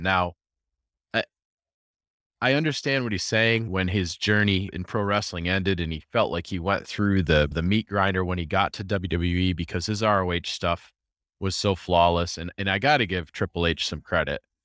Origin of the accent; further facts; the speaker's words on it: Rochester, United States; I'm from Rochester